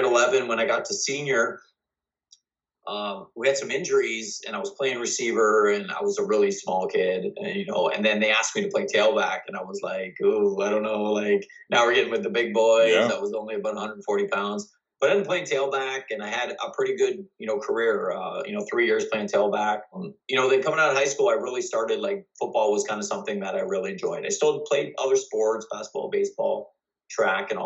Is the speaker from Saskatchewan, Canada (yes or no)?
no; Amherstburg, Ontario, Canada; I'm from Amherstburg, Ontario